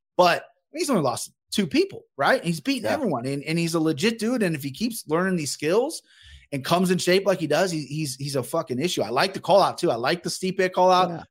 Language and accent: English; Cincinnati, Ohio, United States; I'm from Cincinnati